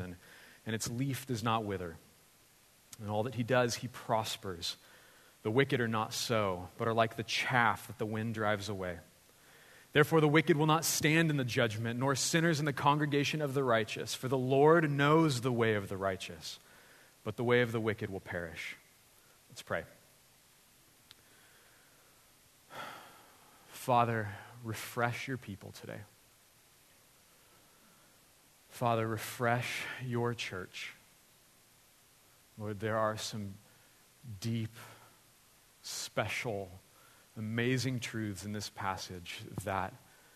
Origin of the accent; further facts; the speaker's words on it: Lompoc, California, United States; moved away as an adult; also born or lived in Santa Barbara, California; now in Los Angeles, United States; my parents moved to Lompoc, where I grew up, and I ended up going to Lompoc High School